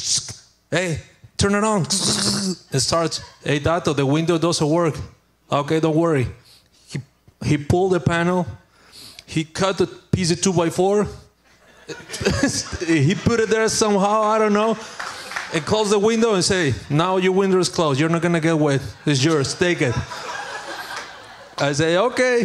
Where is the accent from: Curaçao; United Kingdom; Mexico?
Mexico; English is a second language; moved away as an adult; now in United States; I'm from Mexico